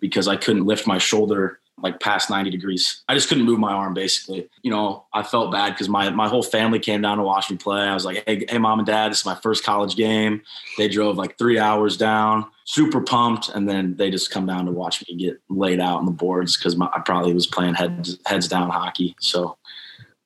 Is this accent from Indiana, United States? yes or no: yes; Carmel, Indiana, United States; I'm from Carmel, Indiana